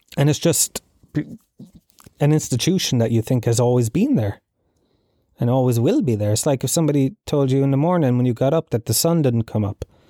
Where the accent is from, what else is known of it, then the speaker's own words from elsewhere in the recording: Tralee, County Kerry, Ireland; I grew up in Gallowsfield, Tralee